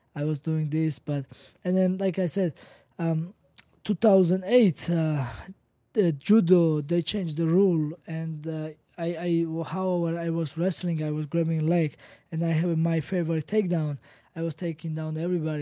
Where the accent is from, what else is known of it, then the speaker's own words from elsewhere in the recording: Georgia; I'm from Kanchi, Georgia